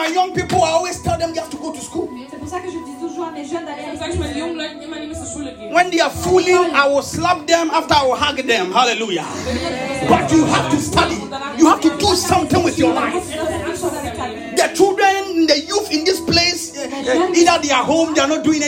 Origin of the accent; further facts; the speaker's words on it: Ghana; Oh Ghana